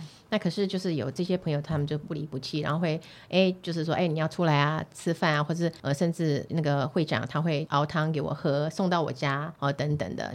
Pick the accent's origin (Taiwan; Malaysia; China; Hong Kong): Taiwan; Yunlin County; moved away; also born or lived in New Taipei; 像我是云林人嘛